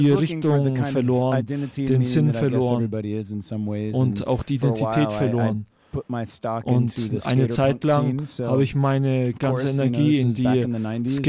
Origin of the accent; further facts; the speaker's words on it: Georgia, United States; moved away; Ich wurde in Georgia geboren, im Südosten von Amerika, in der Nähe von Florida. Bin in einer großen Familie aufgewachsen, mit sechs Jungen und zwei Mädchen.